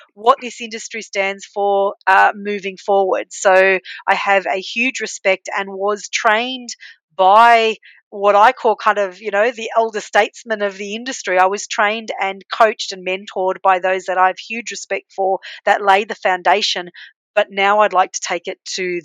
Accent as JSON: {"language": "English", "country": "Australia", "tie": "born or raised there", "accent": "Aussie", "said": "So, yes, I was born in Australia and I have an Aussie accent"}